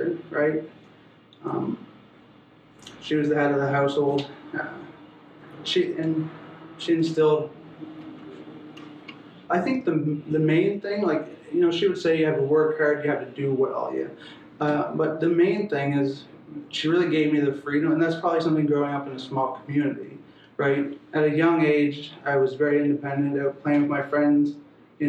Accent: Newfoundland and Labrador, Canada; moved away as an adult; also born or lived in Quebec / Victoria, British Columbia; now in Halifax, Canada; I grew up in rural Labrador, small community, 350 people or so.

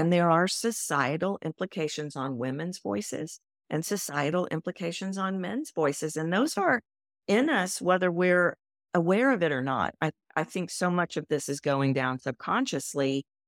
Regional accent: Texas, United States; moved away; also born or lived in New York City; I'm from Texas.

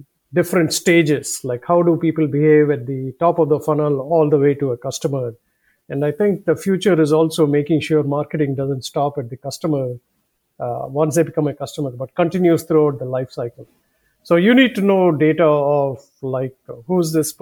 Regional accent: India; accent: southern; now in United States; My previous life was in four other countries, including growing up in India

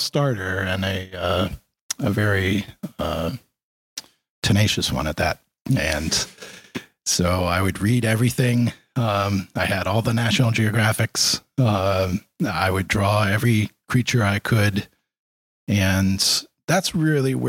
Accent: Stonington, Connecticut, United States; now in Westerly, United States; I did grow up in the Stonington area. I went to high school at Wheeler

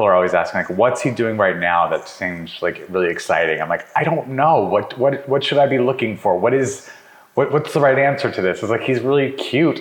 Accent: New Mexico, United States; also born or lived in Montana; I was born in Montana, but I only lived there for a year. And then I most of my life was in New Mexico

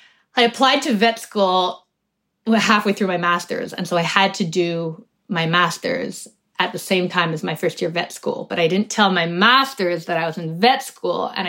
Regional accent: Canada; also born or lived in United States; I was born in the States, actually. I was two when we came back.

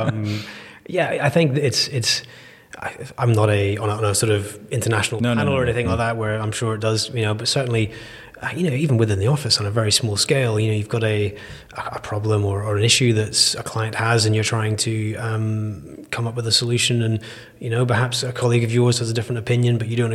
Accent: Nigeria; born there; My parents were oil and gas. They were expats. They were living in Nigeria when I came around.

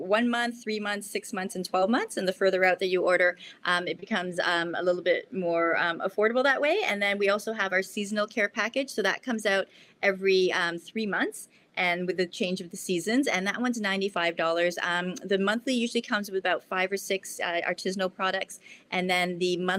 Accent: Canada; now in Japan; my home country of Canada

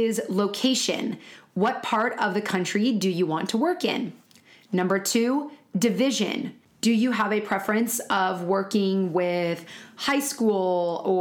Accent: California, United States; also born or lived in Florida; I was raised in California my whole life.

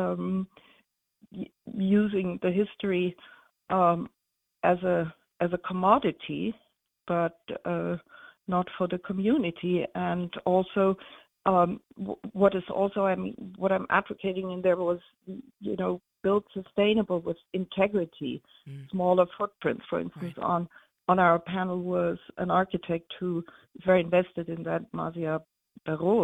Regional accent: Munich, Bavaria, Germany; moved away as an adult; also born or lived in New York; now in Sag Harbor, United States; I was born and raised in Munich and a lot in the countryside in Bavaria

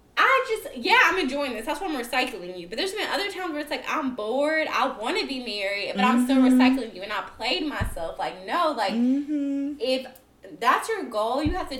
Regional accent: the South, United States; I grew up in the South.

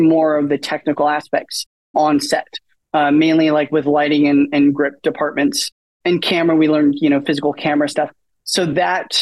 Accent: Portland, Oregon, United States; moved away as an adult; now in London, United Kingdom; originally I born and raised in Portland

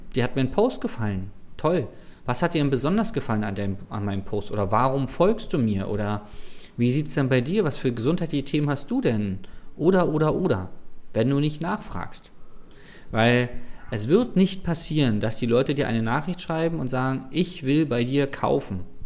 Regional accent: Berlin, Germany; als Berliner

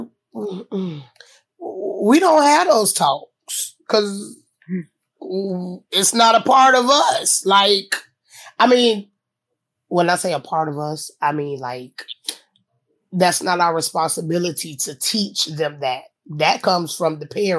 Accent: Tampa, Florida, United States; I'm from Tampa.

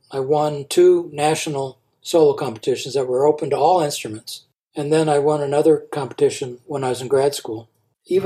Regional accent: Nebraska, United States; I'm from Nebraska

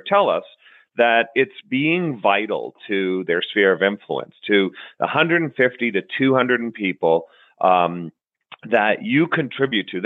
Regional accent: just north of Boston, Massachusetts, United States; moved away as an adult; also born or lived in Bologna, Italy; now in Las Vegas, United States; I grew up just north of Boston

